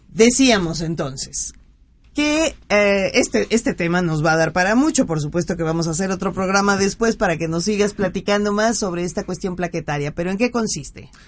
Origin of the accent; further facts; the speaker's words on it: Veracruz, Mexico; en, en, mi tierra veracruzana